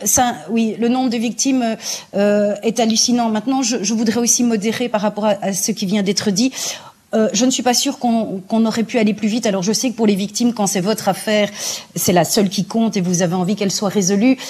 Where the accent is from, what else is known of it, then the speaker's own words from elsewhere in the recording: Belgium; chez nous en Belgique